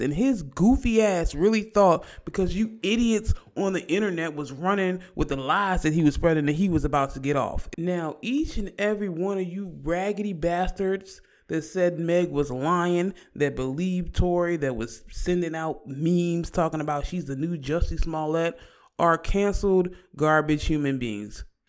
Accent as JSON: {"language": "English", "region": "Virginia", "country": "United States", "said": "We're from Virginia"}